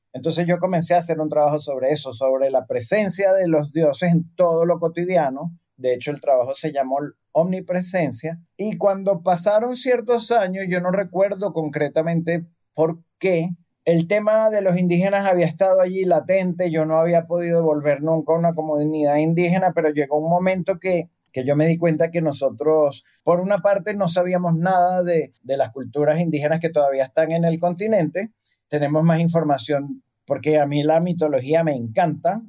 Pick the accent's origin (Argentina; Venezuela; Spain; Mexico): Venezuela; Cuando estaba muy pequeño, aquí en Venezuela